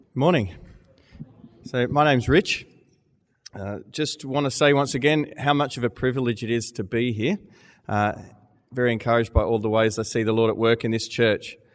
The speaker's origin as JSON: {"language": "English", "country": "Australia", "moved": "as an adult", "lives_now": "Manchester, United Kingdom", "said": "I'm an Australian."}